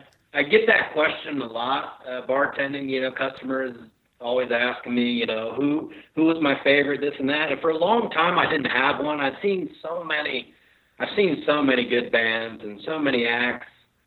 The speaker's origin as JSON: {"language": "English", "region": "Ohio", "country": "United States", "said": "we come from Ohio riding boilerplate, and you get out here to the west"}